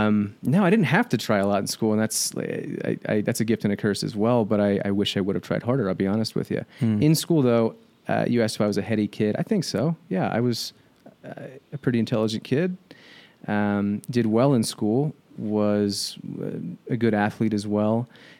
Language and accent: English; Dayton, Ohio, United States; Dayton, Ohio. Grew up in Southwest Ohio, just a small suburb, about 40 minutes north of Cincinnati.